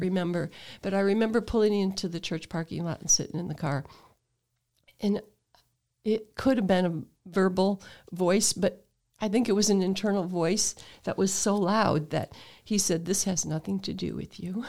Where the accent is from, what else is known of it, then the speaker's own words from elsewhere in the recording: Toledo, Ohio, United States; I was born in Toledo, but, um, in the Sloane area